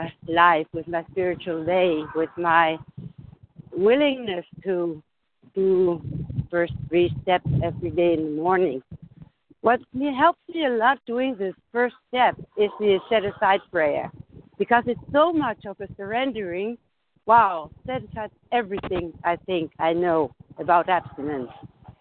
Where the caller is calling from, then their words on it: Germany; I'm in recovery, and I'm calling from Germany.